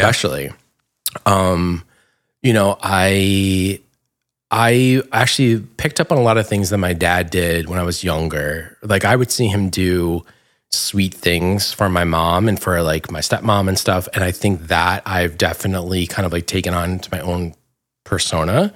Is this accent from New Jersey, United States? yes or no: yes; Dumont, New Jersey, United States; moved away; I grew up in Dumont in Bergen County